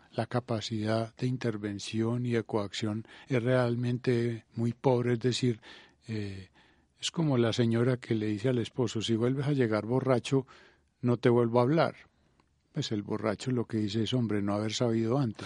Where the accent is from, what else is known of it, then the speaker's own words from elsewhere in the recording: Colombia; nosotros, Colombia